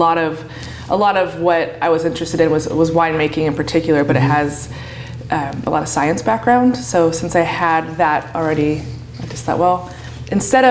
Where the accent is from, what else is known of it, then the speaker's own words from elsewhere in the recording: Oregon, United States; I grew up in Oregon, and I went to college here in Oregon